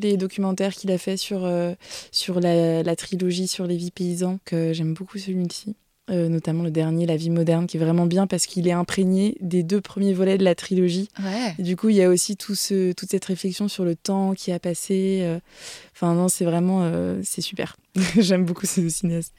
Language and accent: French; Mayenne, Pays de la Loire, France; moved away as an adult; also born or lived in Rennes; now in Paris, France; on a vécu que quelques années à Rennes. Après, on a déménagé en Mayenne. C'est pour ça que j'ai vraiment tous mes souvenirs en Mayenne.